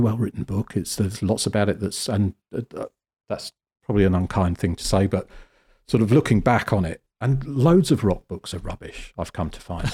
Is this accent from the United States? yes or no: no; Cornwall, South West England, United Kingdom; moved away; I grew up in Cornwall, which is, uh, the very sort of southwest bottom edge of the country.